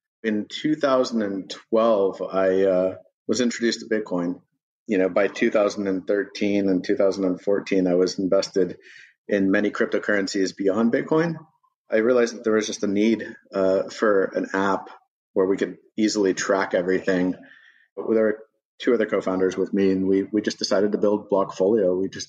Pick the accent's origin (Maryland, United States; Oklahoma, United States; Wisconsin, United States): Oklahoma, United States; Tulsa; moved away; also born or lived in Berkeley, California; I grew up in Tulsa, Oklahoma.